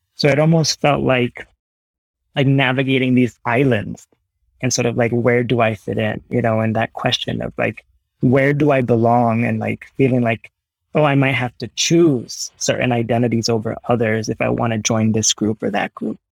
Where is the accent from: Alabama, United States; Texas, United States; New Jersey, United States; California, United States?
New Jersey, United States; My parents were born in Puerto Rico, but I was born in New Jersey. Uh, but I was raised with Puerto Rican food and music and tradition